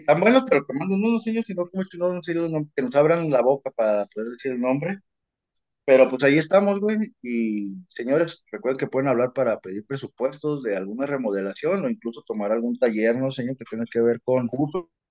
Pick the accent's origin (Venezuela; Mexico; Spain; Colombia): Mexico; Nosotros vamos a tener una identidad como mexicanos, porque nos sobraba cultura